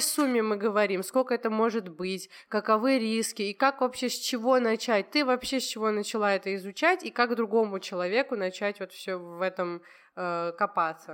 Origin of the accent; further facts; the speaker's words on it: Georgia; так как я из Грузии